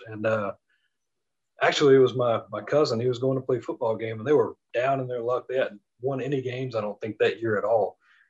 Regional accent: the South, United States; I'm from the South, 13 miles from the school is nothing.

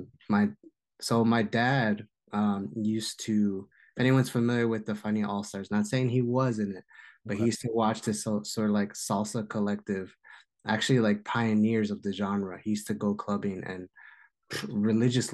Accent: Jersey City, New Jersey, United States; also born or lived in New York City; so born in Jersey City, raised in New York City, and just Jersey bred my whole life.

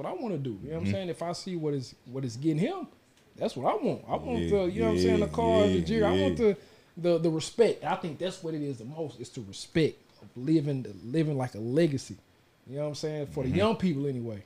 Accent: Dallas, Texas, United States; I'm from Dallas, I'm from Pleasant Grove

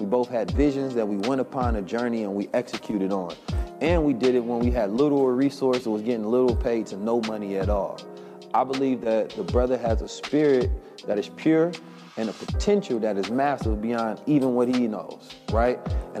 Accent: Oakland, California, United States

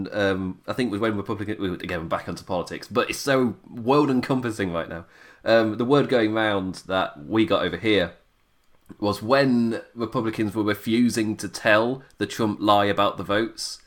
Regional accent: England, United Kingdom; I am an Englishman

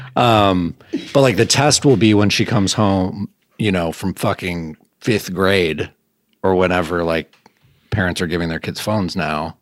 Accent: Grosse Pointe, Michigan, United States; moved away as an adult; also born or lived in Vermont; now in Burlington, United States; I grew up in Grosse Pointe, which is a nice, like, middle class to upper class suburb of Detroit.

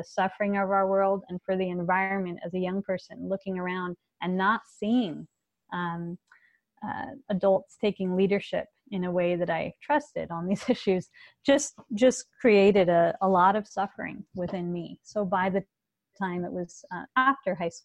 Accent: Los Angeles, California, United States; I grew up in Los Angeles

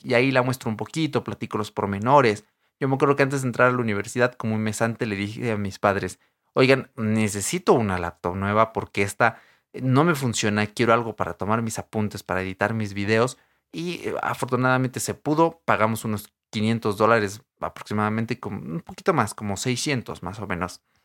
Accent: a town near Querétaro, State of Mexico, Mexico; now in Atizapán, Mexico; yo cuando era niño no vivía aquí en Antizapán, ¿vale? Yo vivía en un pueblo, eh, cerca de Querétaro, ahí casi en la frontera, pero que aún es parte del Estado de México

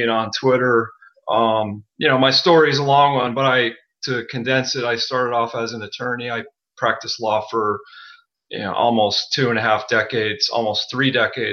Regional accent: Wilkes-Barre, Pennsylvania, United States; I grew up in northeastern Pennsylvania, you know, middle-class family. I grew up in the country and I was born in a town called Wilkes-Barre

